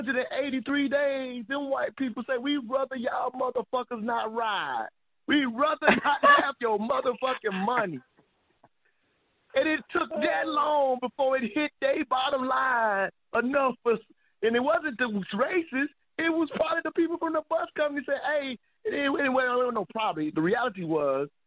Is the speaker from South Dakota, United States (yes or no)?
no; South Carolina, United States; I'm from South Carolina